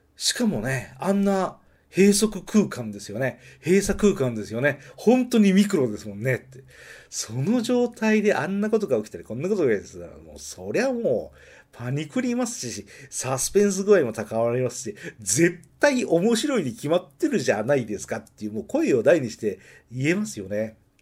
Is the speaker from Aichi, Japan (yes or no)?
yes; Nagoya, Aichi, Japan; accent: Nagoya dialect; 名古屋弁が出てしまいました